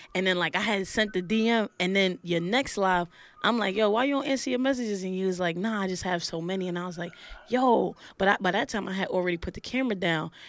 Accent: New York City, New York, United States; also born or lived in Laurinburg, North Carolina; I'm from Brooklyn

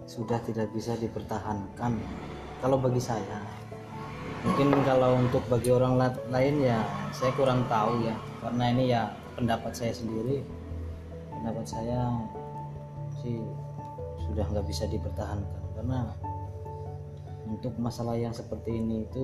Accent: Java, Indonesia; saya ini kan orang Jawa.

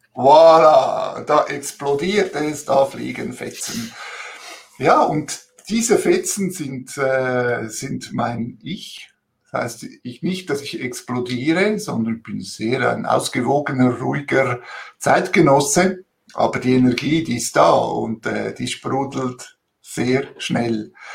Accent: Switzerland; also born or lived in Italy (ancestry) / Zurich; als Zweitgeneration Italiener hier in der Schweiz

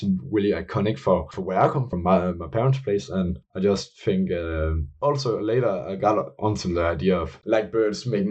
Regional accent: Billund, Southern Denmark, Denmark; I come from Scandinavia, more specifically in Denmark, and I come from the city called Billund, which is the hometown for Lego

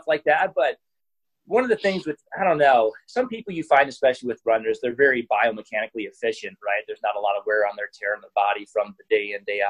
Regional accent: Iowa, United States; I'm originally from Iowa, which is a farming community

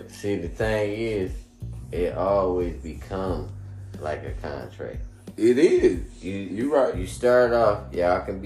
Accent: Washington, District of Columbia, United States; Where you from? I'm from DC.

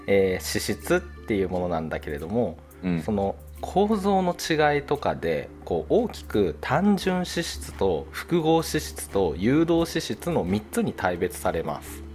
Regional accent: Chubu, Japan; now in Kanto, Japan; 東北っていうか、中部の方出身

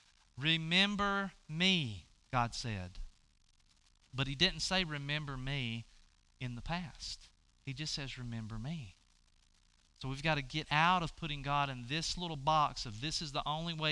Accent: the South, United States; we grew up in the South in a religious environment

